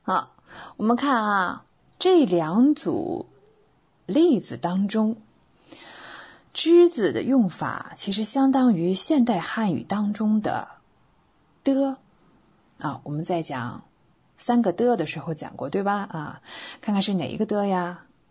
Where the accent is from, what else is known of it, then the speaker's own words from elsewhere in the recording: China; 我们中国人